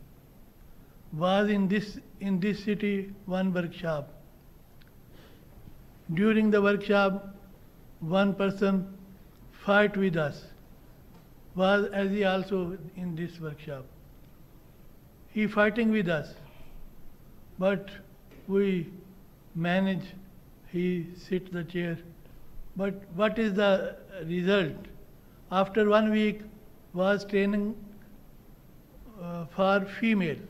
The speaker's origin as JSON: {"language": "English", "country": "Pakistan", "second_language": "English", "said": "I am being a Pakistani"}